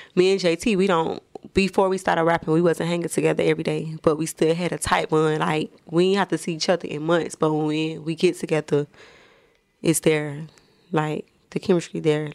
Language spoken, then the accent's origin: English; Miami, Florida, United States; I'm from, I'm from the bottom of Miami. Like, I'm from the hood.